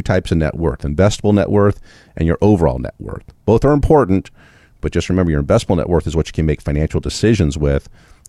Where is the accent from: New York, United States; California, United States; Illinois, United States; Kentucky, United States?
California, United States; No, because I grew up in California.